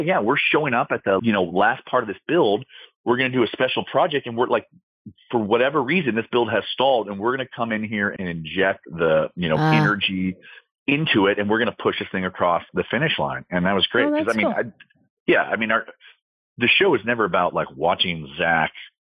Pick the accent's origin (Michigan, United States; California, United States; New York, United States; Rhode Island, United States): California, United States; San Diego; we were in my hometown, my parents are here. My sister is here